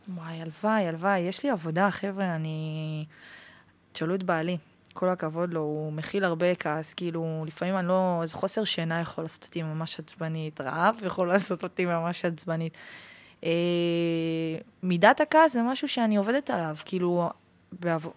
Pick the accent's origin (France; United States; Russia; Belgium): France; now in Israel; נולדתי בצרפת, שמונה דורות